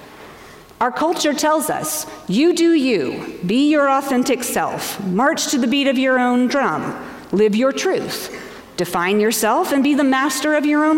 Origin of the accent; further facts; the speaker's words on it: Asheville, North Carolina, United States; moved away as an adult; also born or lived in Washington, D.C.; Asheville, North Carolina, my hometown, where I graduated from high school and where my parents still lived